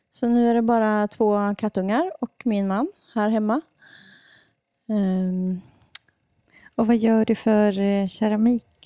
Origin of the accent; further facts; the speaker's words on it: Hammarö, Värmland, Sweden; also born or lived in Denmark; jag är ju härifrån Värmland jag kommer inte ifrån Deje, utan jag kommer ifrån Hammarö utanför Karlstad.